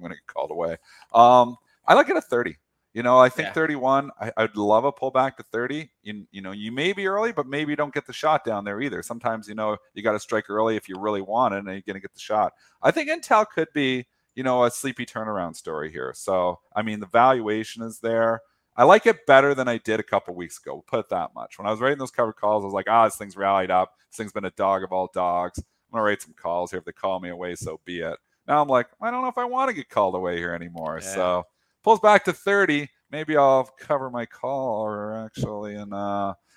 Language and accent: English; Canada; I'm Canadian.